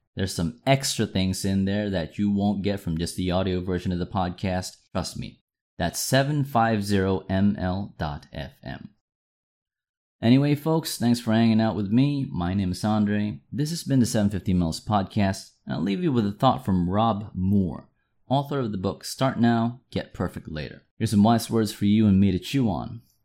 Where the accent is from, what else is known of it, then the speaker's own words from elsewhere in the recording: Manila, Metro Manila, Philippines; Manila, which is my hometown